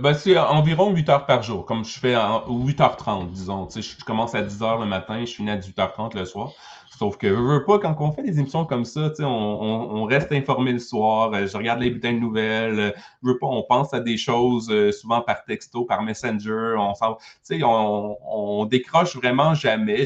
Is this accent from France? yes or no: no; Quebec, Canada; ici au Québec